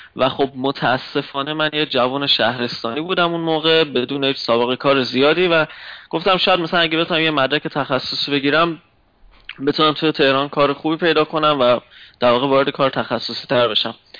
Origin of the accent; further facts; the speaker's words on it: Mashhad, Razavi Khorasan, Iran; moved away as an adult; also born or lived in Tehran; now in Germany; اهل مشهدم